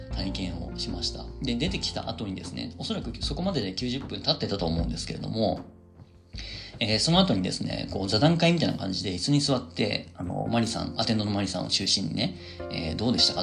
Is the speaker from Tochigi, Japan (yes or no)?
yes; Tochigi, Japan; moved away; 僕の地元栃木県